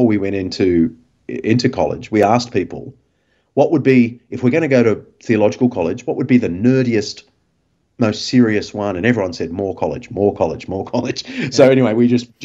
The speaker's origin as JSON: {"language": "English", "town": "Sydney", "region": "New South Wales", "country": "Australia", "tie": "born or raised there", "said": "I grew up in Mossman"}